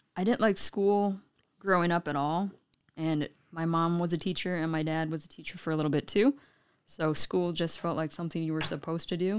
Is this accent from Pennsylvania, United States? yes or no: no; Juneau, Alaska, United States; moved away as an adult; also born or lived in Eugene, Oregon; growing up in Juneau, the only way out is by boated plane